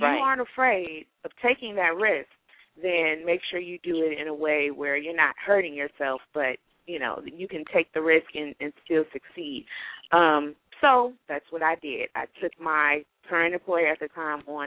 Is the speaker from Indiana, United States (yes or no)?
yes; Gary, Indiana, United States; moved away; also born or lived in Chicago; I'm originally from Gary, Indiana, home of … in the …. So grew up there